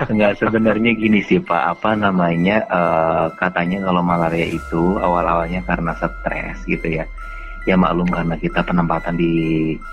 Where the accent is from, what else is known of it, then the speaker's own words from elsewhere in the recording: Papua, Indonesia; saya mencoba untuk menerima keadaan yang ada di kampung halaman saya waktu itu di Papua